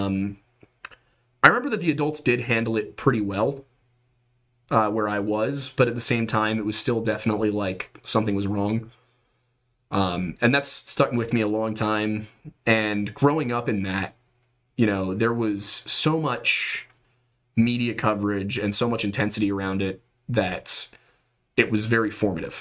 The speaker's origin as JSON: {"language": "English", "region": "Southeastern Pennsylvania", "country": "United States", "said": "We're both from the East Coast. We're both from Southeastern Pennsylvania"}